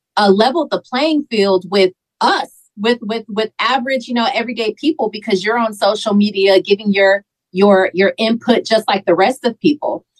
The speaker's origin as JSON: {"language": "English", "town": "Carson", "region": "California", "country": "United States", "tie": "born or raised there", "also_born_or_lived": "Milwaukee, Wisconsin", "said": "I was born in Milwaukee, Wisconsin, so I came here when I was four when I was four years old and I came to to California, I lived in Carson"}